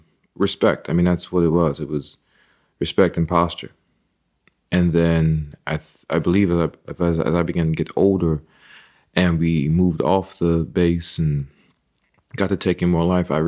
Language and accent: English; Texas, United States; also born or lived in California; that also came from being, you know, raised in the Methodist and the Baptist church and also just being a Texan. You know, though we were based in California for a while, both my parents are of Texas birth, you know.